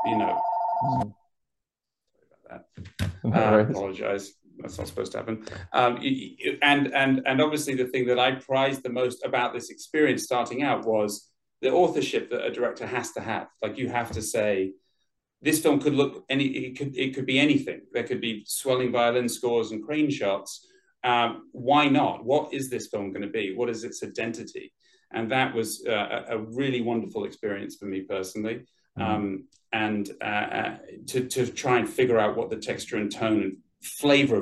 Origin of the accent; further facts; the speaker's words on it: London, United Kingdom; moved away as an adult; now in Los Angeles, United States; I'm from London, sort of all over London. Grew up all over London, but I've been in Los Angeles for about... getting on for 19 years now.